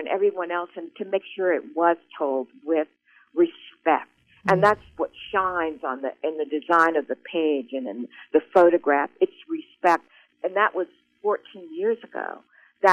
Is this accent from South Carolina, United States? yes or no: no; Columbia, Missouri, United States; I grew up in Colombia